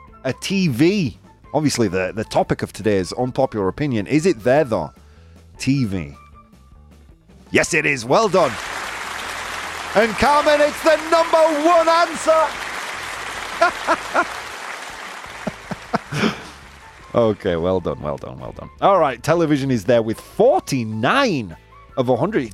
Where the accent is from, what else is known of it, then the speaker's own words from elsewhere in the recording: England, United Kingdom; moved away; my English soul, my blackened English soul